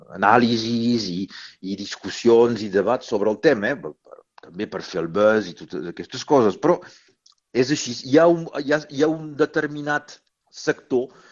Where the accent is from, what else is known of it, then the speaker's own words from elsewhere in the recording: Roussillon, Occitania, France; accent: Rossellonès (Forcatí dialect); tot i ser molt rossellonès, tot i ser molt vallespirenc